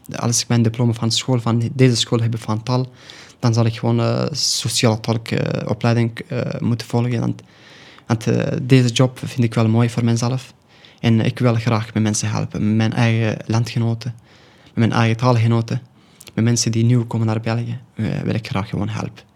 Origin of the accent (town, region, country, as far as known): Afghanistan; first language Pashto; Dutch is a second language; now in Belgium